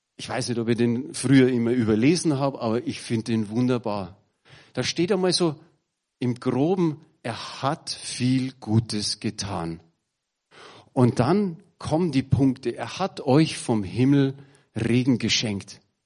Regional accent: Bavaria, Germany; bei uns in Bayern

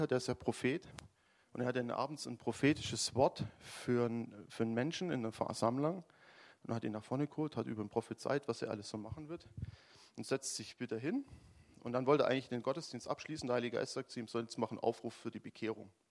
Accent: Baden-Württemberg, Germany; also ich komme ja aus dem Schwäbischen mit Schaffer, Schaffer, Häusle bauen

